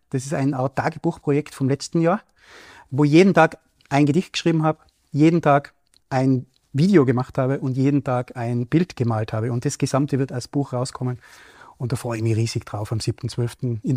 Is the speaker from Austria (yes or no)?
yes; Matrei, Tyrol, Austria; Ich habe ein zweites Projekt im Wipptal, ich komme ja aus dem Raum Matrei äh, am Start